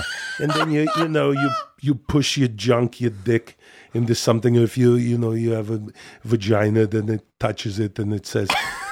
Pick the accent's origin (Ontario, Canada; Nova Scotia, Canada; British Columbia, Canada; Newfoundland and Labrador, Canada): British Columbia, Canada; Ladner; my hometown, Ladner, British Columbia